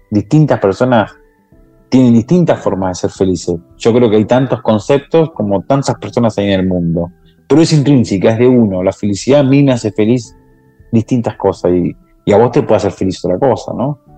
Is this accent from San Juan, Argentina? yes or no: yes; San Juan, Argentina; now in Buenos Aires, Argentina; vengo de una familia de escasos recursos económicos, de una pobreza económica, y nos mudamos de San Juan a Buenos Aires a buscar lo que la mayoría de los argentinos en el interior del país vienen a las ciudades